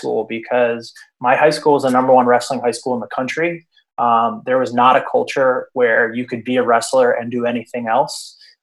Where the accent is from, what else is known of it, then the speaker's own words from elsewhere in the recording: Princeton, New Jersey, United States; I grew up in New Jersey. I grew up in the Princeton area, and then I moved to North Jersey